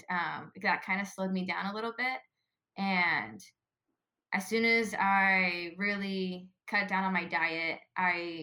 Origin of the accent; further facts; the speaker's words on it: Ventura, California, United States; moved away as an adult; I loved growing up in Ventura